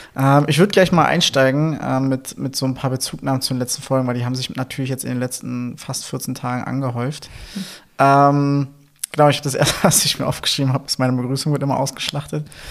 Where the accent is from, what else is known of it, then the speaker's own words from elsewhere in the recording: Berlin, Germany; accent: Berliner; meinen Berliner Akzent